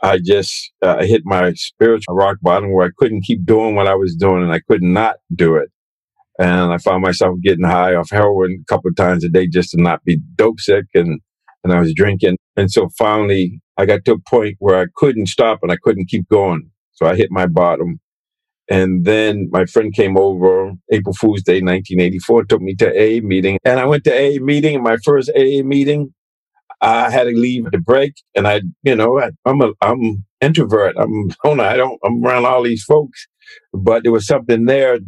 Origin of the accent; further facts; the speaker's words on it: Boston, Massachusetts, United States; growing up in Boston, being Black, African American